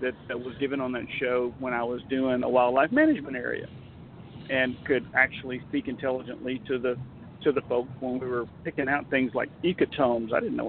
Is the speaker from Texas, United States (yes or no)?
yes; Texas, United States; accent: Texas; I don't really consider my Texas accent all that pronounced